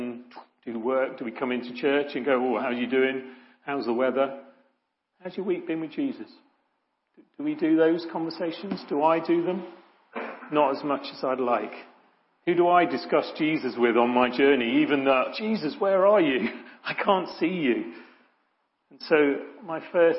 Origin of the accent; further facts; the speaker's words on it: Ilfracombe, South West England, United Kingdom; As a kid, I grew up in Ilfracombe, sunny Ilfracombe, little Victorian sort of seaside place in North Devon